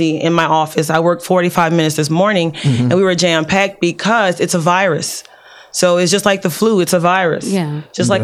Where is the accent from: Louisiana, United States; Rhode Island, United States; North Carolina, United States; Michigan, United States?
Louisiana, United States; New Orleans; moved away; I came from New Orleans. My mom was 23 with 4 kids